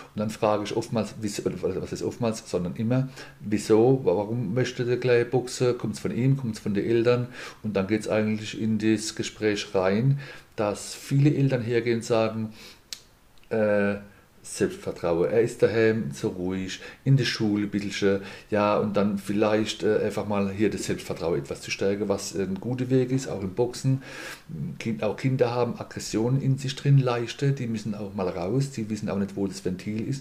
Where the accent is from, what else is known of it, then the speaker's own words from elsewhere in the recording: Mannheim, Baden-Württemberg, Germany; moved away as an adult; also born or lived in Palatinate; now in Landau, Germany; bin ein gebürtiger Mannemer und da durfte mit 20 dann in die schöne Pfalz kommen